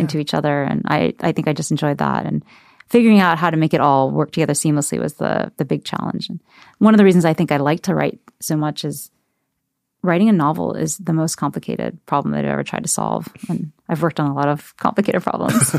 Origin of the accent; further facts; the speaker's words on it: Ohio, United States; someone who's been a minority and growing up in Ohio without any other Asian Americans around